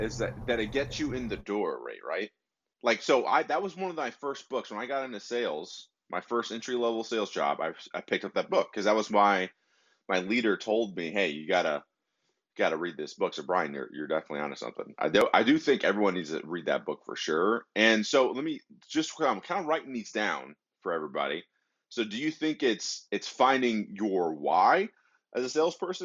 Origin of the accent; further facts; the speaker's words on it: Detroit, Michigan, United States; moved away; they were from Detroit like me. I'm originally from Michigan